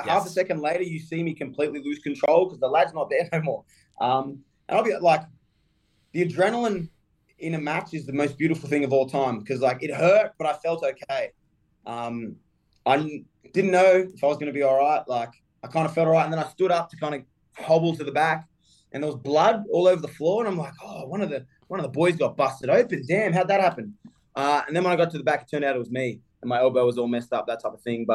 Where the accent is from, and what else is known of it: Australia; moved away